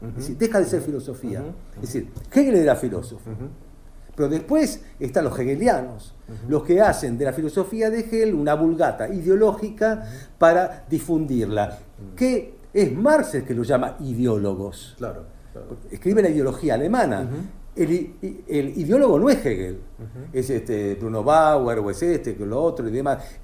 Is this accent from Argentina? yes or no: yes; Argentina; Yo soy argentino, yo vivo acá